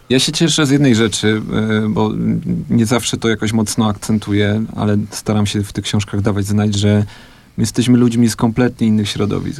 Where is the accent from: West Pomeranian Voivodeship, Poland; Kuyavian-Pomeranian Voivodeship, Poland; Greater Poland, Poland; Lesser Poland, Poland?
Lesser Poland, Poland; Andrychów; wychowałem się w Andrychowie